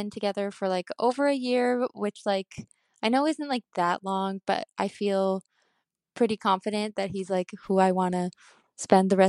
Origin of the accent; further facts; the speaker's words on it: Chicago, Illinois, United States; I'm from Chicago.